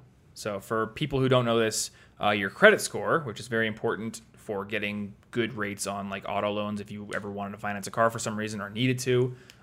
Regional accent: Iowa, United States; Luckily, I was in Iowa, where my bank is, because I'm from Iowa, so I was able to drive to my bank, have them print me out a check.

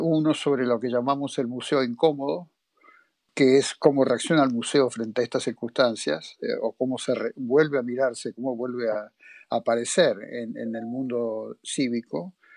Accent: Argentina; soy de Argentina

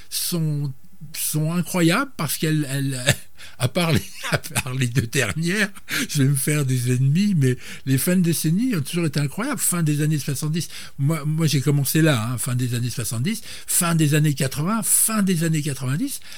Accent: Troyes, Grand Est, France

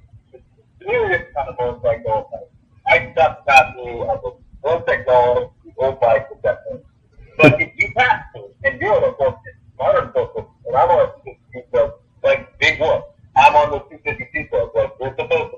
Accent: Winnipeg, Manitoba, Canada; I'm from Canada. have in the middle of Canada

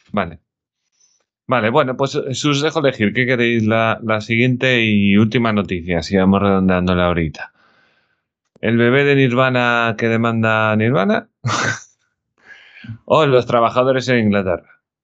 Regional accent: Spain; como español

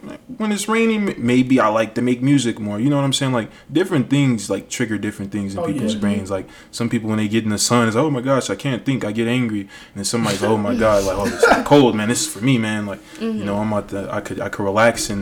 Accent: Las Vegas, Nevada, United States; growing up in Vegas

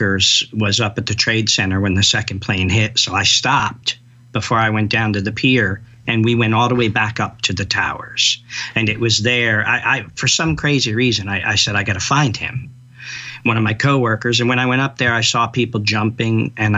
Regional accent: New York, United States; I'm a New Yorker

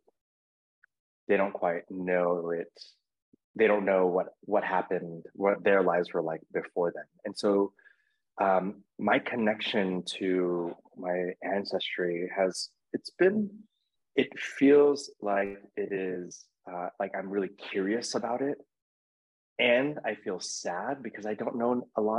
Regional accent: United States; moved away as an adult; now in Mexico; growing up in America, I didn't have a Filipino history lesson

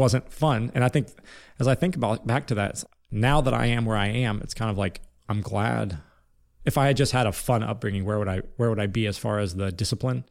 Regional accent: Lima, Ohio, United States; I was born in Lima, Ohio, which, which is a small town city in Northwest Ohio, Ohio, about forty-five minutes east of Indiana

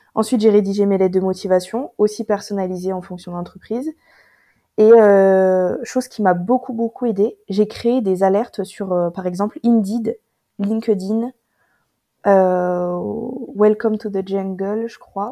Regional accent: Toulouse, Occitania, France; moved away; also born or lived in north of France; je suis née ici à Toulouse

